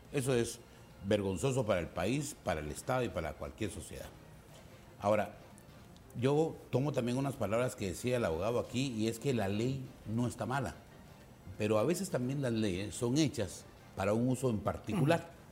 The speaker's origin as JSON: {"language": "Spanish", "country": "Guatemala", "said": "las necesidades que tenemos como guatemaltecos"}